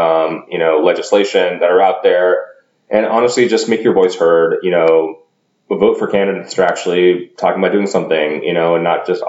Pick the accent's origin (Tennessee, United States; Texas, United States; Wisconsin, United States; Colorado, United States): Texas, United States; I'm a Texan